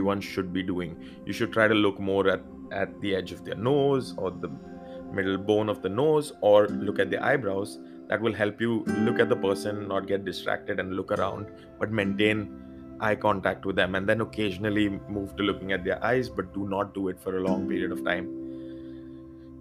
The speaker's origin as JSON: {"language": "English", "country": "India", "said": "I being Indian"}